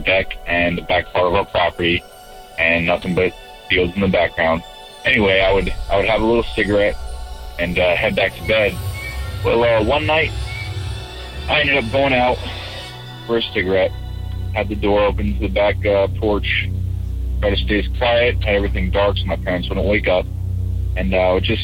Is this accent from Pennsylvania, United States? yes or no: yes; Pennsylvania, United States; I'm from Pennsylvania